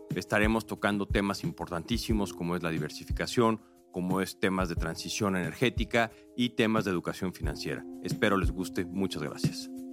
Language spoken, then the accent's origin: Spanish; Mexico; yo como mexicano y como profesional de inversión